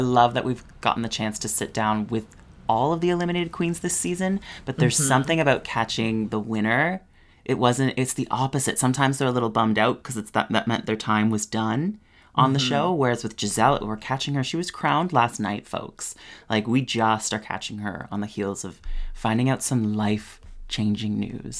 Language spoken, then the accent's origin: English; Canada; We get asked this a bit, being Canadian queens.